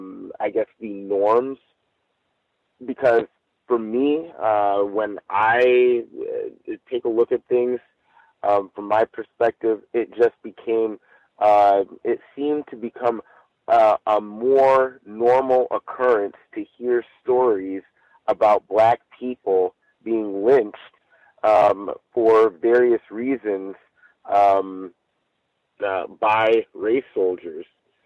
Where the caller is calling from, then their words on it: Chino, California, United States; I'm calling in from Chino, California.